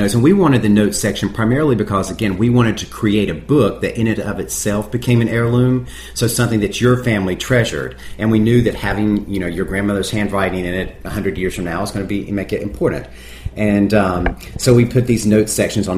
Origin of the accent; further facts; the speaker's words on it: North Carolina, United States; moved away; I grew up in North Carolina